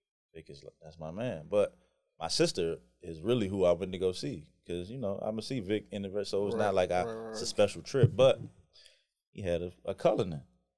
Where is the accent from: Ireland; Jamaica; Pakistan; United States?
Jamaica; moved away; grew up in the country, and you know, I'm Jamaican